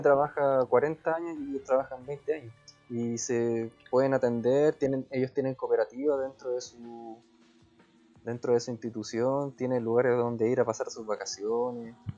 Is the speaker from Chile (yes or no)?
yes; Chile; somos mestizos chilenos